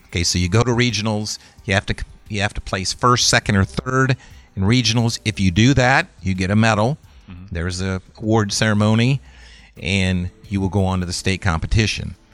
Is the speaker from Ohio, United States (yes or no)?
yes; Sandusky, Ohio, United States; I grew up in Sandusky, Ohio